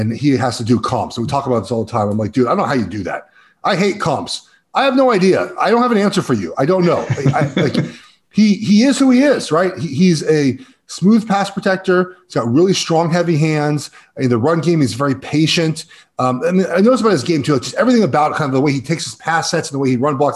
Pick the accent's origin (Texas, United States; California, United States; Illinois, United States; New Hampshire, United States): California, United States; Los Angeles; So I grew up in Los Angeles. I'm at my parents' house.